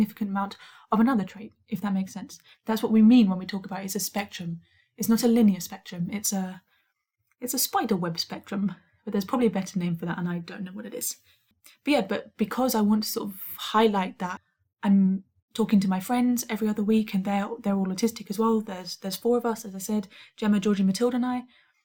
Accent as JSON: {"language": "English", "country": "United Kingdom", "said": "I'm a Brit"}